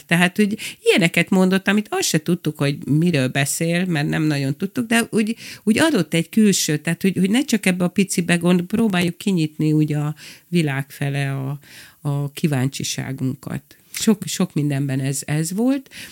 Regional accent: Budapest, Hungary; moved away as an adult; also born or lived in Kispest; now in Lake Balaton, Hungary; Van a zugló, mert ott nőttem fel

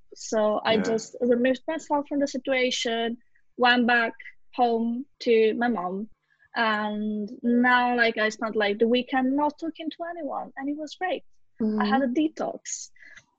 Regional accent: Italy; moved away; in my home country

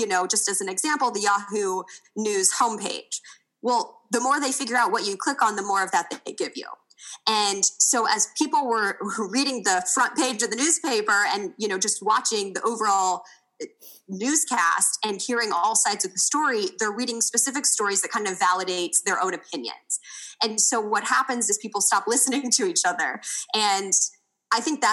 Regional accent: Kansas City, United States; moved away as an adult; also born or lived in Indiana; I grew up in Kansas City and went to school in Indiana

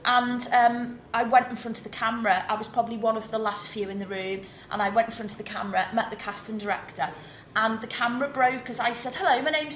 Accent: New Brighton, North West England, United Kingdom; accent: Scouse; moved away; I grew up in a place called New Brighton, which is in the Wirral, which is near Liverpool. So I'm not actually a true Scouser. I know I sound it

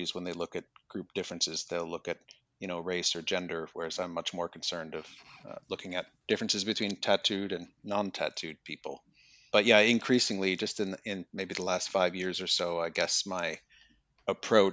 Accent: Minnesota, United States; moved away as an adult; also born or lived in England / Manchester, United Kingdom; now in Australia; I'm originally from the United States. I'm from Minnesota

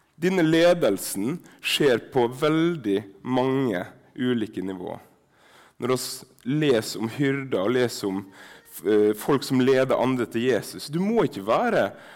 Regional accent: Sunnmøre, Møre og Romsdal, Norway; accent: Sunnmørsk; first language Sunnmørsk Norwegian; mitt morsmål sunnmørsk

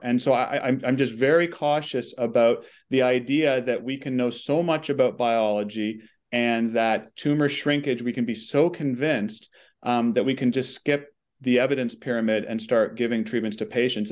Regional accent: Canada; we're Canadian

